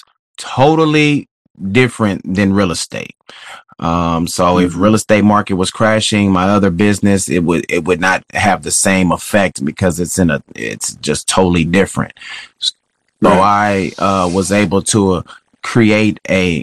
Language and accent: English; Texas, United States; moved away as an adult; also born or lived in Kansas City, Missouri; I'm originally from Texas